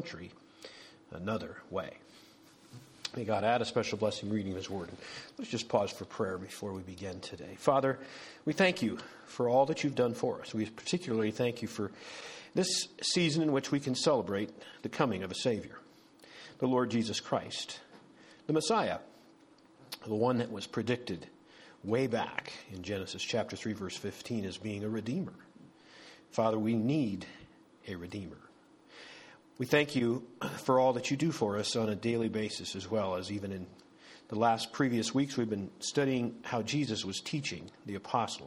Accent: 50 miles northeast of Bismarck, North Dakota, United States; moved away; that was my home country. We're about 50 miles northeast of Bismarck

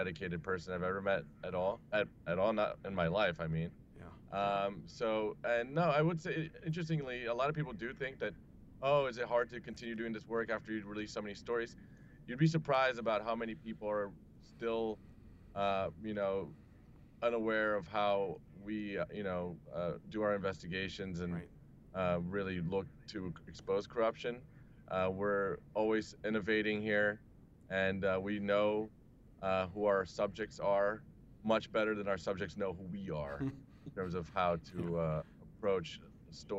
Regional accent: Brazil; now in United States; I am from Brazil originally, I've been living in the U.S. for about 15 years now.

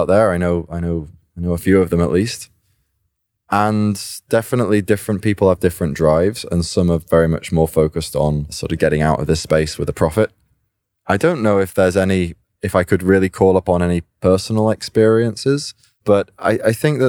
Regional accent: United Kingdom; I'm a British-born computer programmer

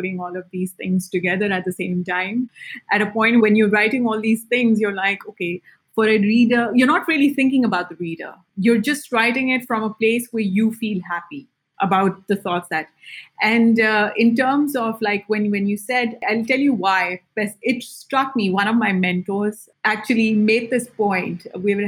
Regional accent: Pakistan; being Pakistani

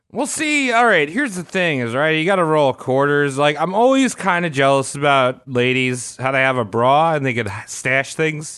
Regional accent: United States; as an American man

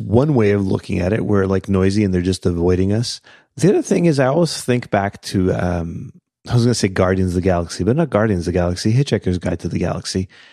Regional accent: Canada; we're Canadian.

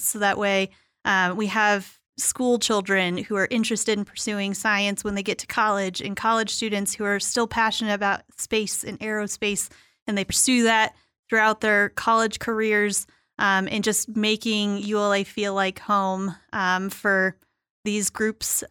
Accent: Tucson, Arizona, United States; in Tucson, where I grew up.

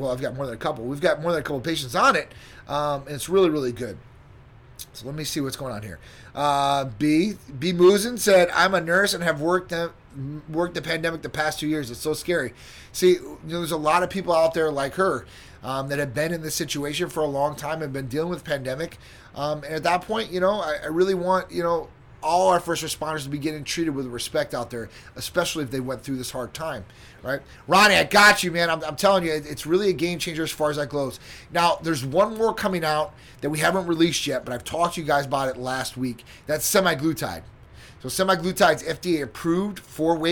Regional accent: Chicago, Illinois, United States; now in Florida, United States; And that's my hometown

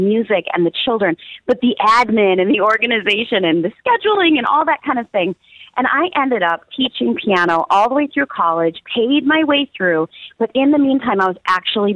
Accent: Minneapolis, Minnesota, United States; also born or lived in Iowa; I was born in Iowa, but I have been raised in Minneapolis, Minnesota

